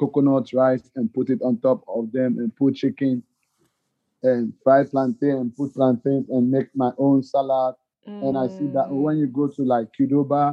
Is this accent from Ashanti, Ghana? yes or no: no; Accra, Greater Accra, Ghana; now in Muskegon, United States; I born and raised in Accra, so it's like very small town